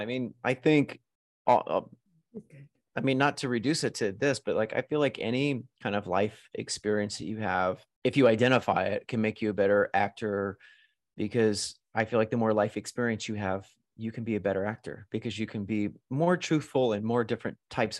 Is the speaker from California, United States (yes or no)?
no; New York City, New York, United States; I was like, I'm a New Yorker. I live in New York. I work on Broadway.